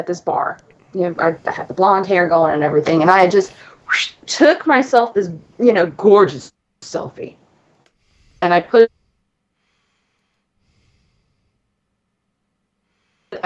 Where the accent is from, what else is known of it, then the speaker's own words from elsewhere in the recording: Florida, United States; moved away; I'm from Florida